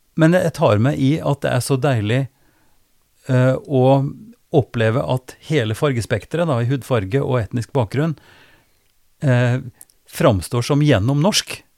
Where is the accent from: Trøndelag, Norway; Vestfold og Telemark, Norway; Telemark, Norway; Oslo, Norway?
Trøndelag, Norway; jeg kommer fra Trøndelag